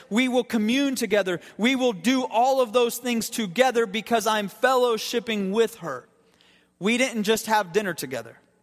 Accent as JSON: {"language": "English", "area": "Akron Canton area", "region": "Ohio", "country": "United States", "tie": "born or raised there", "moved": "yes", "said": "The Akron Canton area"}